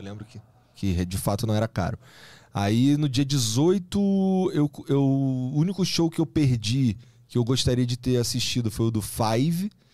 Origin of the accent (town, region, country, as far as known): Rio de Janeiro, Brazil; now in São Paulo, Brazil